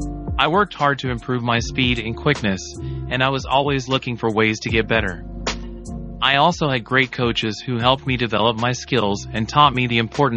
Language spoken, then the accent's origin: English; Los Angeles, California, United States; also born or lived in Washington, D.C.; I was born in Washington, D.C. and grew up in Los Angeles.